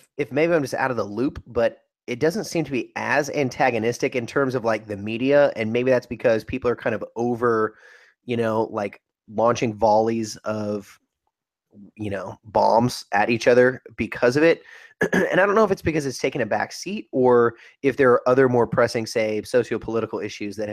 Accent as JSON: {"language": "English", "region": "Northern California", "country": "United States", "tie": "born or raised there", "said": "my days growing up in Northern California"}